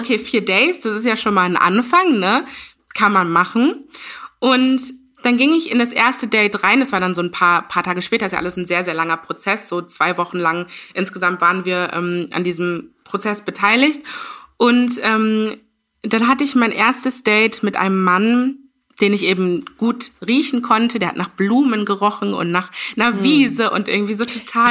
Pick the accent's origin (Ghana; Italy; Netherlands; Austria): Ghana; ich bin aus Ghana